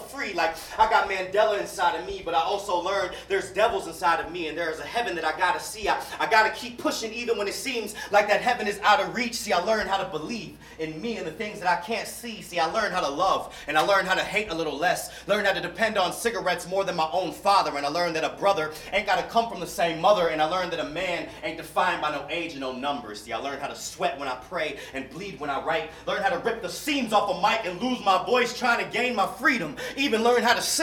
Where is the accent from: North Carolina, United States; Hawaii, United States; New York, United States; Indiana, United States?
North Carolina, United States; Durham; Born and raised in Durham, North Carolina, where I'm a North Carolinian